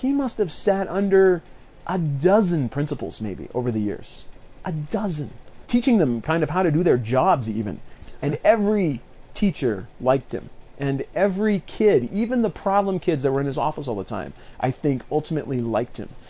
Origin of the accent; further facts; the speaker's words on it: near Eagle Point, Southern Oregon, United States; going back towards my hometown